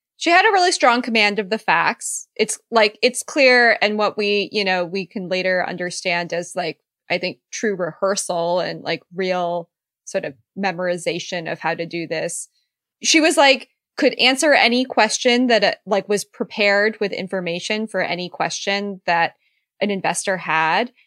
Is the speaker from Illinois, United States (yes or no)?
no; Silicon Valley, California, United States; I grew up in Silicon Valley, so I've been there